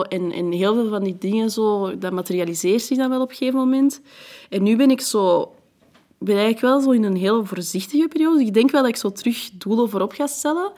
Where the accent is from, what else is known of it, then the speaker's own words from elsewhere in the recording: Antwerp, Flanders, Belgium; first language French; Dutch is a second language; also born or lived in France; Maar Antwerpen is de plek waar ik het langst heb gewoond en waar ik echt ben opgegroeid, mijn jeugd heb doorgebracht